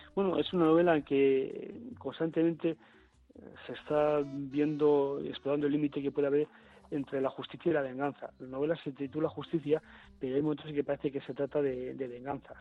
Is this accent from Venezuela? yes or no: no; Bilbao, Basque Country, Spain; siendo bilbaíno